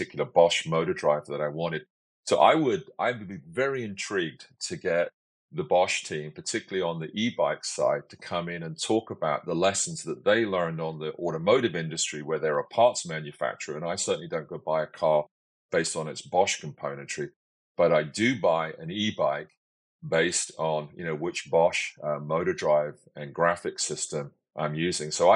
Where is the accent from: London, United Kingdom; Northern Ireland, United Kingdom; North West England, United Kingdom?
London, United Kingdom; now in Victoria, Canada; when I was seven, I grew up in London